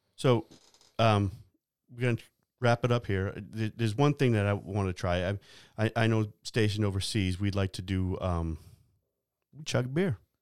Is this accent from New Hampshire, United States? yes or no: yes; New Hampshire, United States; I'm from New Hampshire